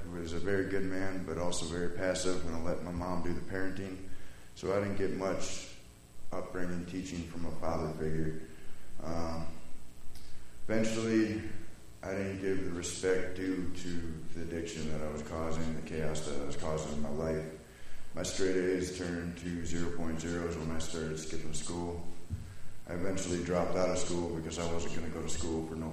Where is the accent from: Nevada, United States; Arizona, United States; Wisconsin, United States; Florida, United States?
Wisconsin, United States; I'm from Wisconsin, born and raised